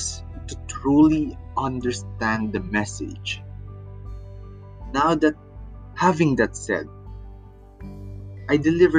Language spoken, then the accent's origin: English; Philippines; I am from the Philippines